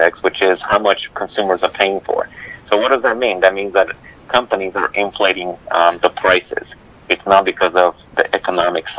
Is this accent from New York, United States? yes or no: yes; New York City, New York, United States; moved away; I grew up in Brooklyn, New York